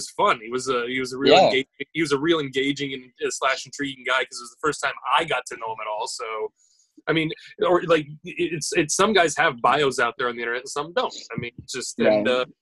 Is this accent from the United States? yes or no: yes; United States; I'm American, so I only sound one way